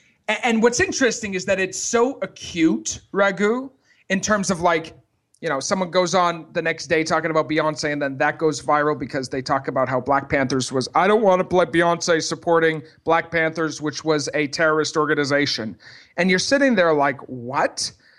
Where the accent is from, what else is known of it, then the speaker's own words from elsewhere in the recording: Montreal, Quebec, Canada; It's because we're both from Montreal.